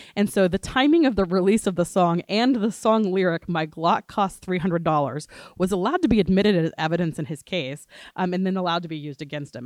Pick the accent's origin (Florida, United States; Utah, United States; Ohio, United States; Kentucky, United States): Florida, United States; Gainesville; now in New Orleans, United States; I am originally from Gainesville, Florida before I moved to New Orleans